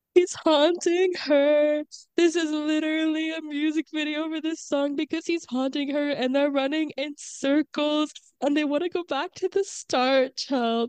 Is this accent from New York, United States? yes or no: no; Florida, United States; we're from Florida